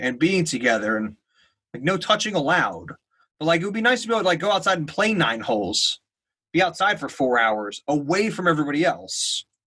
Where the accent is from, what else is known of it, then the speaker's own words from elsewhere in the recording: New Jersey, United States; I'm from New Jersey